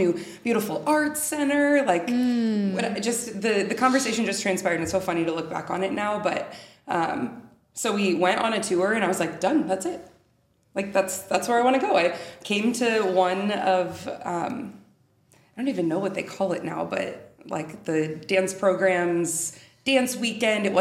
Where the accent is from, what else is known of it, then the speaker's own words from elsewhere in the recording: Peoria, Illinois, United States; now in Missouri, United States; I was born and raised in Peoria, Illinois